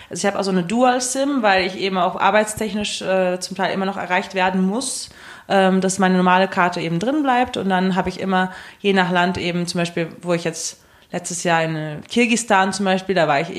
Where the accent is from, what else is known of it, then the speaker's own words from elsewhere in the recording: Essen, North Rhine-Westphalia, Germany; born there; also born or lived in Switzerland; ja, ich bin halt eben in Essen geboren. Dann waren wir kurzzeitig, als ich so drei, vier war, in der Schweiz mit meiner Mutter.